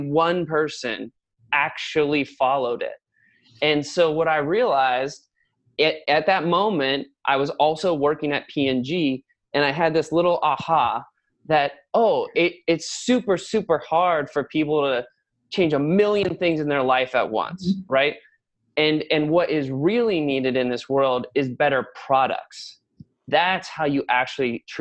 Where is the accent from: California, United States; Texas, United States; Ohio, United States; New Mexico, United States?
Ohio, United States; New Richmond; we grew up like in a log home subdivision overlooking the river. a little place called New Richmond, which is like just outside of the city